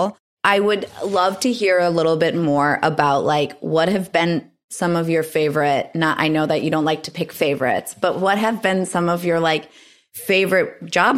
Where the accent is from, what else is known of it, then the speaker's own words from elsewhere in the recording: Michigan, United States; moved away as an adult; I'm coming from Michigan